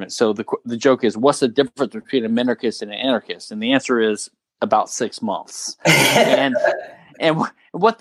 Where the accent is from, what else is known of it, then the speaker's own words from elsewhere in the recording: Louisiana, United States; now in Houston, United States; I'm from Louisiana